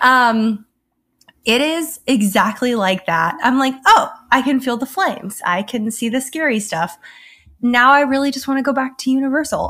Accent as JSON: {"language": "English", "region": "Alabama", "country": "United States", "tie": "born or raised there", "said": "I grew up in Alabama"}